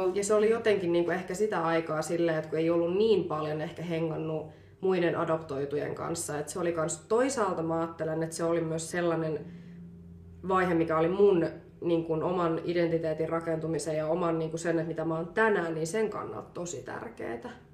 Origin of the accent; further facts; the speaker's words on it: Finland; also born or lived in Colombia; mä oon niinku suomalainen, mutta mut on niinku adoptoitu Kolumbiasta